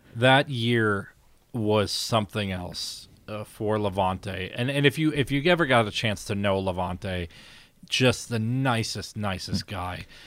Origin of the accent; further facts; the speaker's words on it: Valparaiso, Indiana, United States; I'm from Valpo